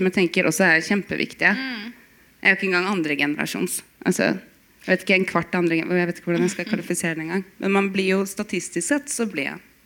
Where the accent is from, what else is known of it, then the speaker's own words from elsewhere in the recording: Bodø, Nordland, Norway; Jeg er født i Bodø